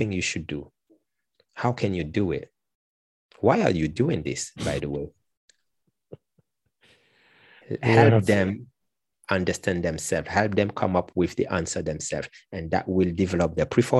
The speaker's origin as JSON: {"language": "English", "country": "Martinique", "said": "I come from Martinique, which is a French Caribbean island, and I am a qualified teacher, language teacher"}